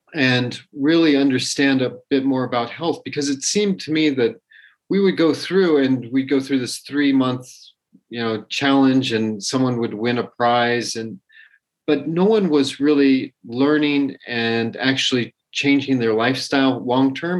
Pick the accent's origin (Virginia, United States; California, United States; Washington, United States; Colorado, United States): Colorado, United States; I grew up in Colorado